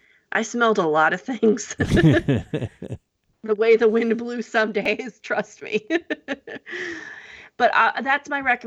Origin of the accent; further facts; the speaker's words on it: New Jersey, United States; moved away; I'm from New Jersey originally